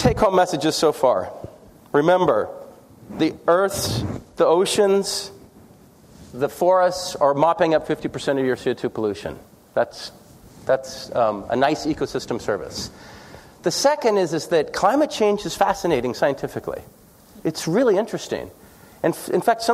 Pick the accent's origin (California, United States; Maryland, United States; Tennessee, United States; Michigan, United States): California, United States; Santa Cruz; moved away as an adult; now in New Orleans, United States; I'm from California. I grew up in Santa Cruz.